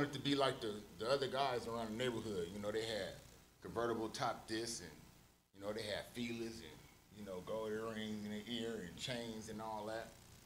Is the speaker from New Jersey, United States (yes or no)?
no; Oakland, California, United States; I was born and raised in Oakland, California